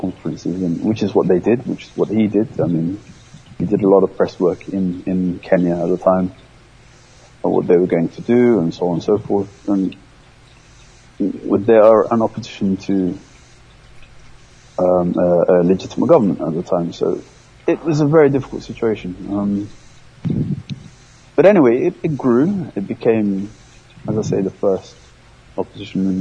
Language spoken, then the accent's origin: English; London, United Kingdom; English is a second language; also born or lived in Kampala, Uganda / Libya; going to England was a real shock to the system. I couldn't speak English